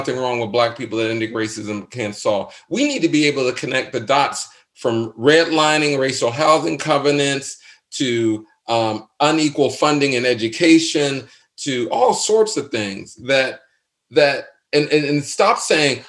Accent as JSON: {"language": "English", "town": "Pittsburgh", "region": "Pennsylvania", "country": "United States", "said": "I'm from Pittsburgh."}